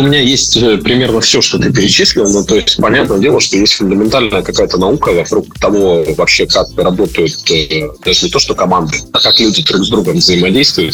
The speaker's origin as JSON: {"language": "Russian", "region": "Sakhalin Oblast", "country": "Russia", "tie": "born or raised there", "also_born_or_lived": "Moscow / Yekaterinburg", "moved": "yes", "said": "Я а вообще родился и вырос на Сахалине"}